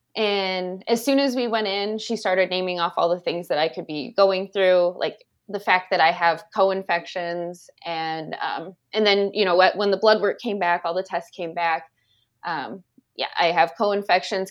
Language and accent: English; Indiana, United States; I'm originally from Cowes, Indiana. Um, and that's where I know Joey from, when we went to school together.